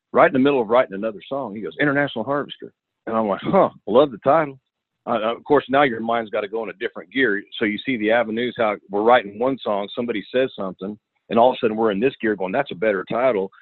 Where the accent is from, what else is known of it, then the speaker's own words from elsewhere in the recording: Northern California, United States; moved away as an adult; also born or lived in Los Angeles / Nashville; I'm from Northern California.